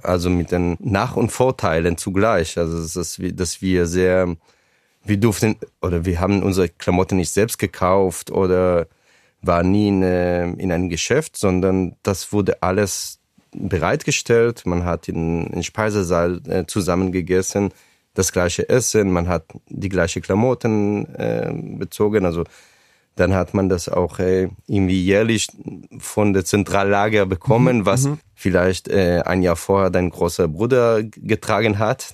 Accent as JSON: {"language": "German", "area": "a kibbutz in the Negev Desert", "region": "Southern District", "country": "Israel", "tie": "born or raised there", "also_born_or_lived": "Ramat Gan", "second_language": "German", "moved": "as an adult", "lives_now": "Frankfurt, Germany", "said": "dort ist mein Kibbutz, wo ich aufgewachsen bin, wo auch meine Eltern heute leben."}